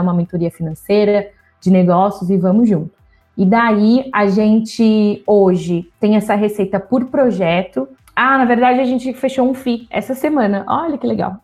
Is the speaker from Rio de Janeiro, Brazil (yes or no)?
no; São José dos Campos, São Paulo, Brazil; moved away as an adult; eu sou do interior de São Paulo, São José do, eu sou de São José dos Campos. Fui para a capital é, para estudar